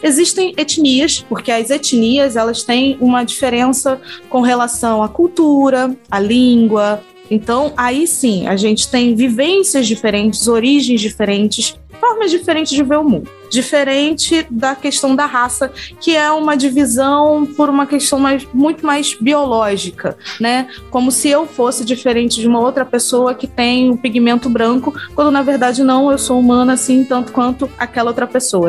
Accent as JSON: {"language": "Portuguese", "region": "Rio de Janeiro", "country": "Brazil", "said": "Eu sou do, do, do Rio de Janeiro"}